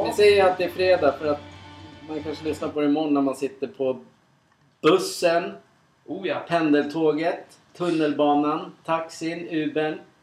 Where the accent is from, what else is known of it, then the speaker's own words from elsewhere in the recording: Sweden; Som vi svenskar är oftast jävligt bra på.